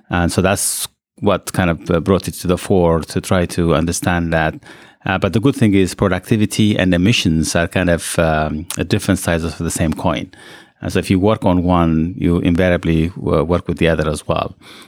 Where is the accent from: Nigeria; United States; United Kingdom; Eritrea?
Eritrea; also born or lived in Ethiopia; So I was born in Ethiopia, and then I grew up in Eritrea.